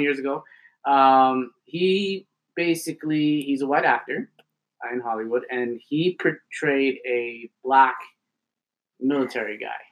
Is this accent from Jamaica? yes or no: no; Ontario, Canada; now in Alberta, Canada; Living, growing up in Ontario and then moving to Alberta